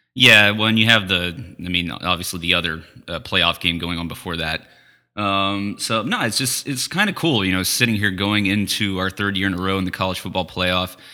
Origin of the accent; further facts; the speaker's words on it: United States; We're American. We're not Canadian.